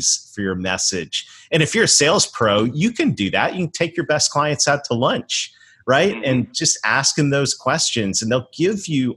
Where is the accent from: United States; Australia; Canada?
Canada; I was raised in Canada